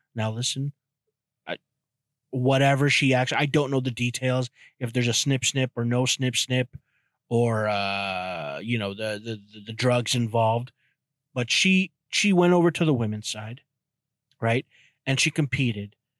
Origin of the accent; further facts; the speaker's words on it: Canada; I'm Canadian.